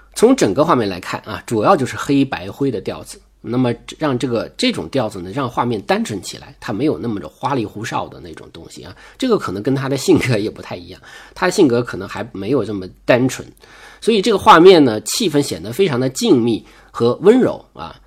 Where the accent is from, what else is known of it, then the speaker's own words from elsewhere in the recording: China; 我们中国人